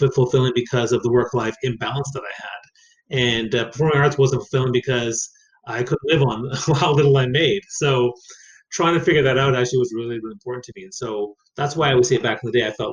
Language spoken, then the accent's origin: English; Saint John, New Brunswick, Canada; I grew up in New Brunswick on the East Coast